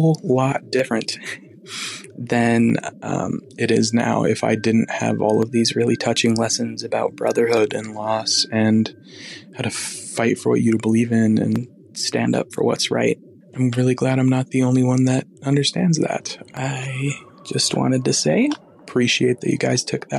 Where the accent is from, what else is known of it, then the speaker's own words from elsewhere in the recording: Wyoming, United States; I'm from Wyoming